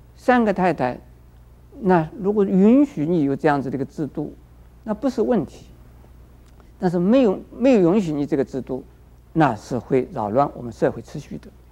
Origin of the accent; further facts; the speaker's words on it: China; 我们中国人